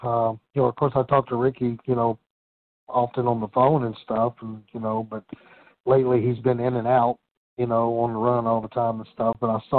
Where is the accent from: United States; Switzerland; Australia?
United States; Central Virginia; I'm from Central Virginia